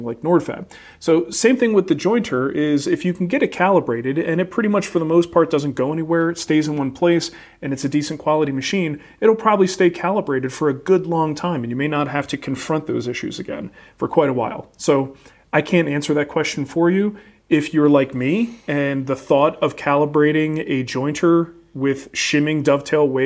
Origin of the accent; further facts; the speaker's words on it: New Jersey, United States; moved away; when I grew up in New Jersey with a father named Mario and a brother named Mario